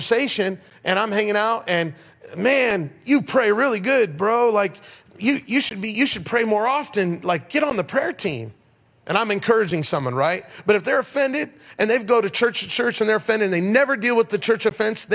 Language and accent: English; Denver, Colorado, United States; It's 100 miles out of Denver, Colorado, my hometown